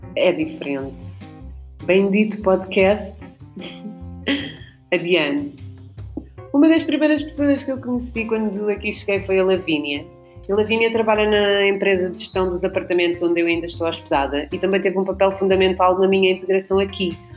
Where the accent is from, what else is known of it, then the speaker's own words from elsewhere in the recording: Lisbon, Portugal; also born or lived in Guinea-Bissau; eu já nasci em Lisboa em 1988